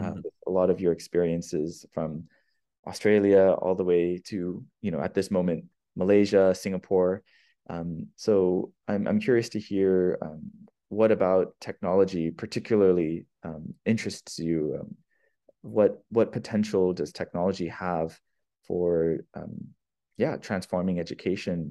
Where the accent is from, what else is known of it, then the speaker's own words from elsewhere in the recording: California, United States; moved away as an adult; also born or lived in Brazil; I'm from California